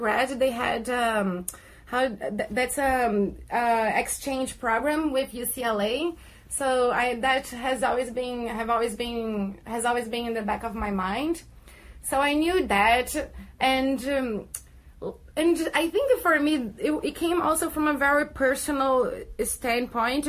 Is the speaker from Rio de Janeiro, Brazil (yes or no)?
yes; Rio de Janeiro, Brazil; moved away as an adult; also born or lived in New York City; now in Los Angeles, United States; I'm actually from Brazil. I'm from Rio de Janeiro, and I have been living in U.S. for almost 7 years now.